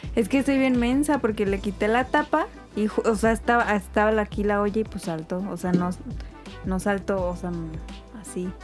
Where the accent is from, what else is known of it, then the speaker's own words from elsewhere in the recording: Mexico; como mexicanos